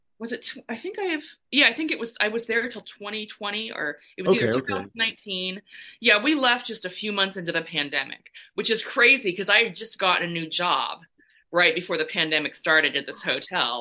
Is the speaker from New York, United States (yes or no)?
no; Milwaukie, Oregon, United States; moved away as an adult; also born or lived in Illinois / San Francisco Bay Area, California; now in Southern California, United States; my official hometown was Milwaukee, Oregon, home of Tonya Harding